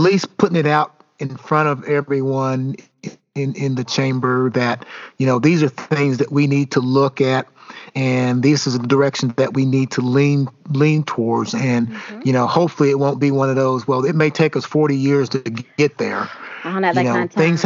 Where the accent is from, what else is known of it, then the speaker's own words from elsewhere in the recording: Elizabethtown, United States; moved away as an adult; now in Indianapolis, United States; growing up in the South, growing up in Elizabethtown